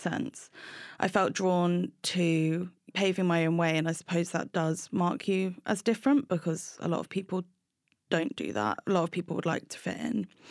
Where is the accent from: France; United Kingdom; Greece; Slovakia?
United Kingdom; Brighton, South East England; I grew up in Brighton with my mum and my two sisters